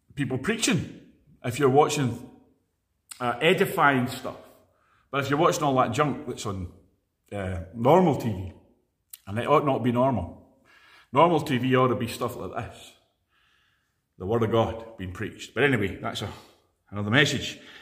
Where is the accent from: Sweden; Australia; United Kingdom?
United Kingdom; Edinburgh, Scotland; now in Glasgow, United Kingdom; I was born in Edinburgh